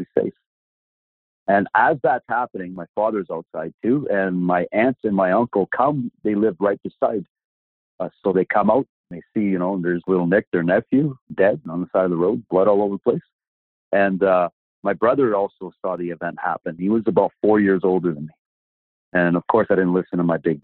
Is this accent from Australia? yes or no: no; Sudbury, Ontario, Canada; I was born in Sudbury, Ontario